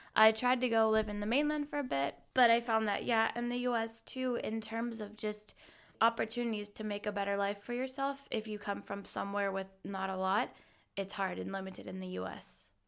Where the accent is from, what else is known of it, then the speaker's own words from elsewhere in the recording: Hawaii, United States; moved away as an adult; now in Munich, Germany; I'm originally from Hawaii, and I've been living in Munich, Germany since about, well, five years this week.